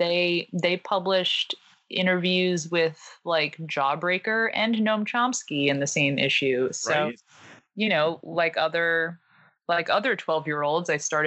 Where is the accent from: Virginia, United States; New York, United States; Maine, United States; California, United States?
New York, United States; New York City; I'm originally from Staten Island, New York